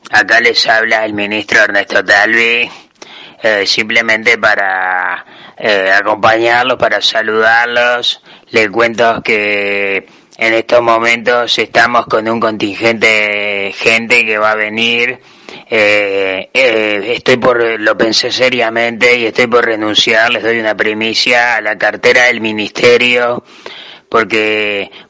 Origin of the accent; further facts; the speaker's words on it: Uruguay; como uruguayo me emociona estas cosas y que la gente me venga a abrazar y a besar realmente